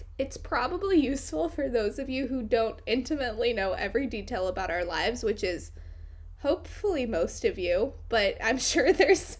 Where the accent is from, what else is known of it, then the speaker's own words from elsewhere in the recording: Washington, United States; moved away as an adult; also born or lived in New York City; now in Washington State, United States; recently moved from New York City back home. Hashtag millennial life. Back home to Washington State. So I'm now living with my mother